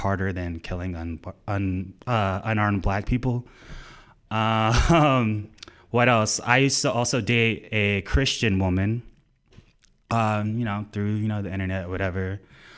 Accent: Orlando, Florida, United States; moved away as an adult; I'm from Orlando, Florida.

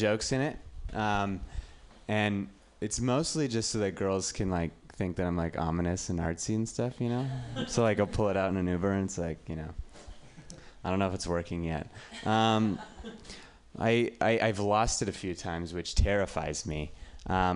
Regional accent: Reno, Nevada, United States; I'm from Reno

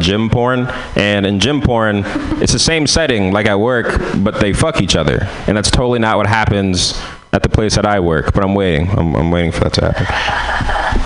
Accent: San Francisco, California, United States; I'm from San Francisco

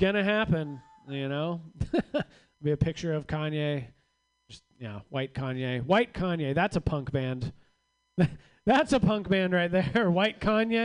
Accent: Rohnert Park, California, United States; moved away as an adult; now in Los Angeles, United States; I grew up in Rohnert Park.

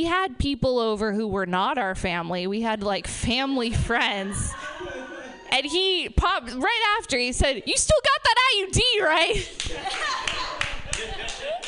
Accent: Reno, Nevada, United States; We're all from Reno.

